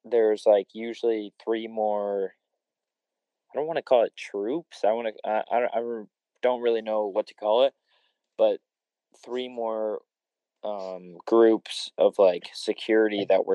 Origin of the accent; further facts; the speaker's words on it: Ohio, United States; I'm from Ohio